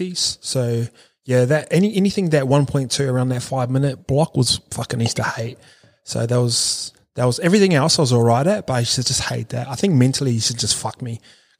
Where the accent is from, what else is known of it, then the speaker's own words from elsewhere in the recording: New Zealand; I grew up in New Zealand